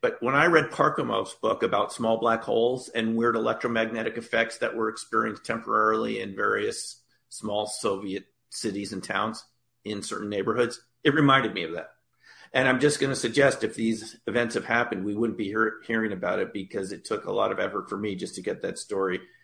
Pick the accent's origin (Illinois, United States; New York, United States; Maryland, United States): New York, United States; I grew up in the New York area in 1977